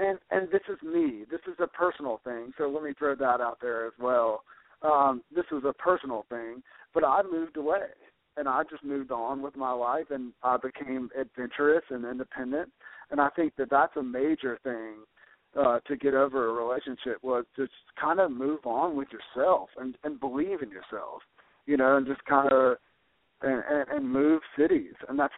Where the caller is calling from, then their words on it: North Carolina, United States; I'm 26. I'm from North Carolina.